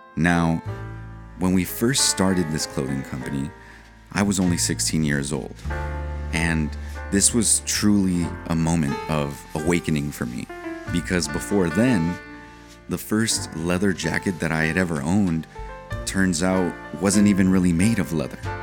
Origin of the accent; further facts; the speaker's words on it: San Diego, California, United States; I'm an American. I was born in San Diego, California